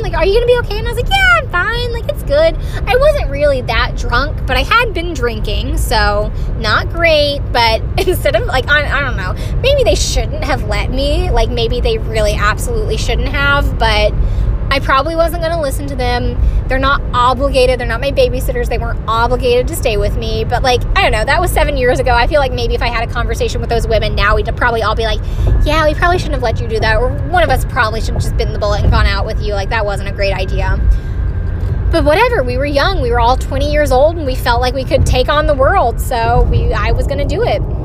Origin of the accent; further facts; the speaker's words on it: Greenville, South Carolina, United States; now in North Carolina, United States; I am someone who was born and raised in South Carolina